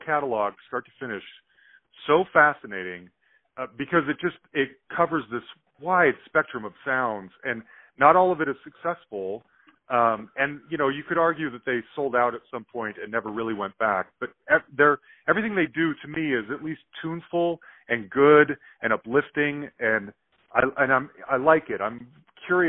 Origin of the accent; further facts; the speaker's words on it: Salt Lake City, Utah, United States; growing up in Salt Lake